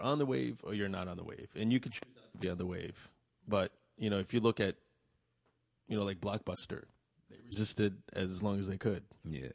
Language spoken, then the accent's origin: English; Vietnam; I'm from Vietnam